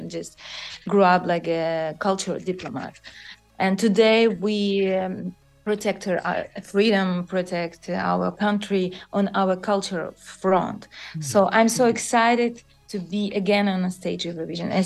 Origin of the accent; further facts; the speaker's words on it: Ukraine; this is Ukrainian couture, and I'm so proud about